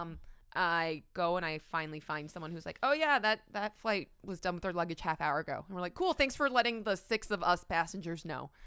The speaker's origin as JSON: {"language": "English", "country": "Canada", "said": "as a Canadian who, like, never flies United"}